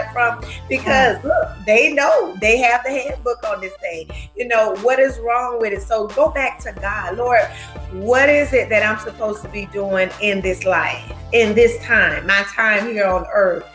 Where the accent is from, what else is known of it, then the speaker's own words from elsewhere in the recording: Gaston County, North Carolina, United States; we're from Gaston County. We're Gaston County natives, you know, born and raised